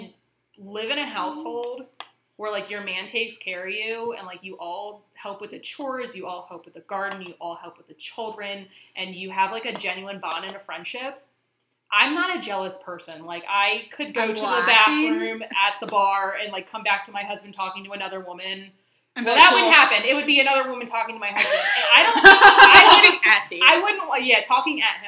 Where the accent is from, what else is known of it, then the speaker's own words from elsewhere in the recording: Lancaster County, Pennsylvania, United States; also born or lived in Utah; I'm from Lancaster County